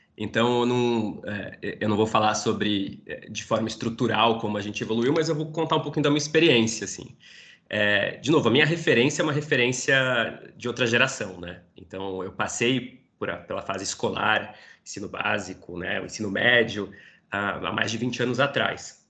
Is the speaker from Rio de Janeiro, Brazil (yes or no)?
no; São Paulo, Brazil; sou aqui de São Paulo, nascido e criado numa família judaica, estudei toda a minha infância, inclusive adolescência, no colégio judaico aqui de São